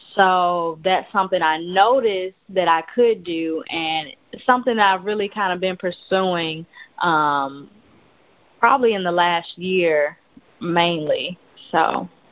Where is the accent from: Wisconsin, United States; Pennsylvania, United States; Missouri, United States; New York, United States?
Missouri, United States; St. Louis; moved away as an adult; now in Dallas, United States; I'm from St. Louis, Missouri, but um, I moved down here about a year and a half ago to Dallas, Texas